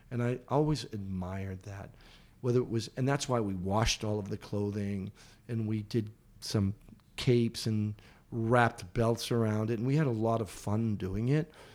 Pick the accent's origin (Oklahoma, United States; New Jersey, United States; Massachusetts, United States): Massachusetts, United States; Boston; I grew up in Boston